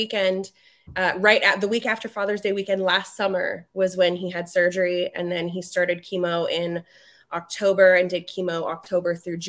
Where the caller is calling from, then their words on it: Reno, Nevada, United States; Reno, Nevada.